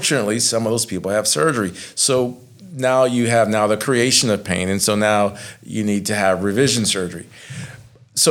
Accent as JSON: {"language": "English", "town": "Lafayette", "region": "Louisiana", "country": "United States", "said": "I'm from Lafayette"}